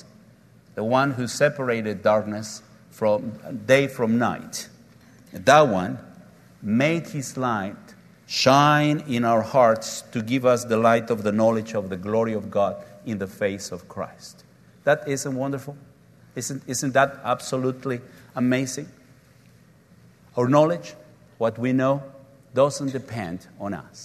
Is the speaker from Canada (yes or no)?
no; Oaxaca, Mexico; My hometown is Oaxaca, and we're very proud because we make clay pots out of black clay